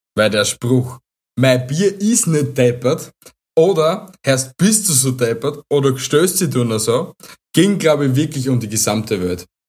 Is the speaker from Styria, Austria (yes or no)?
yes; Styria, Austria; bei uns in der Steiermark